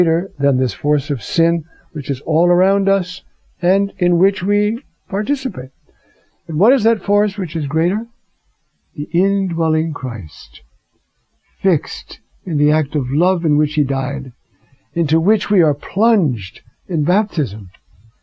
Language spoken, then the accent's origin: English; New York, United States; I'm a New Yorker. When I was young, I used to work in a department store in New York